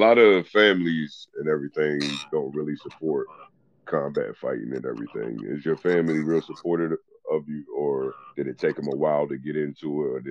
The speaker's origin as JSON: {"language": "English", "region": "Eastern Shore of Virginia", "country": "United States", "said": "I'm from the Eastern Shore of Virginia."}